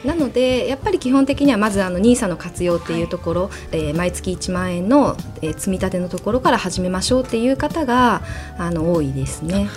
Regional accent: Kumamoto, Japan; moved away; 私熊本出身なんですがその熊本で

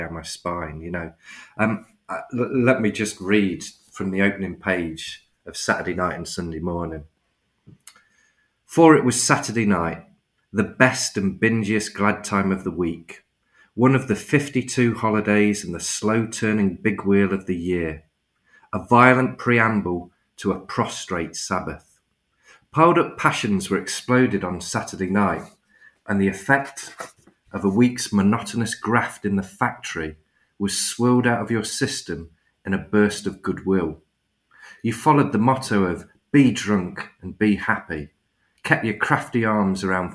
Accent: Cotgrave, East Midlands, United Kingdom; also born or lived in Reading; I grew up in a mining village just outside Nottingham called Cotgrave

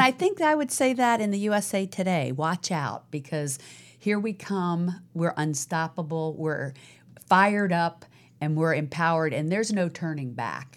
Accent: Virginia, United States; now in Los Angeles, United States; Virginia, where I was born

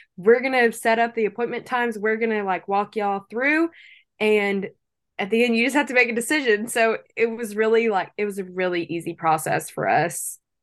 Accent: Lake Charles, Louisiana, United States; I was not born in Lake Charles, but I was raised here from a very young age

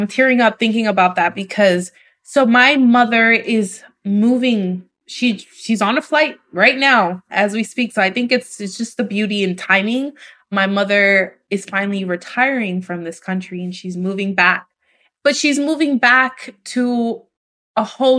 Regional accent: New York City, New York, United States; moved away as an adult; now in Dominican Republic; I grew up in New York City

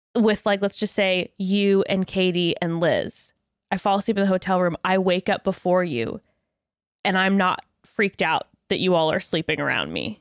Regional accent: West Coast, United States; born and raised on the West Coast

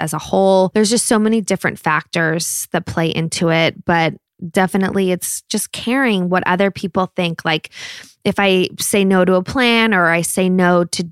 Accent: Los Angeles, California, United States; I grew up here. So I grew up in Los Angeles

